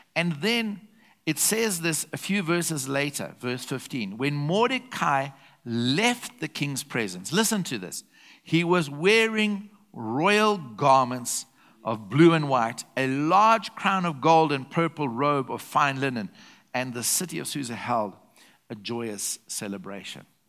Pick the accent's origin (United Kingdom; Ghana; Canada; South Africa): South Africa; I'm a South African national, but I'm a citizen of heaven